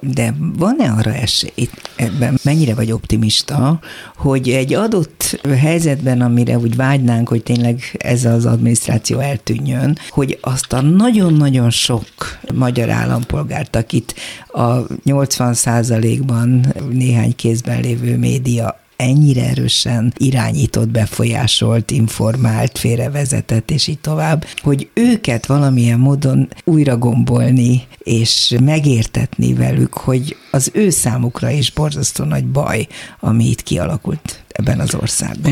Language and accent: Hungarian; Hungary; Mi magyarok vagyunk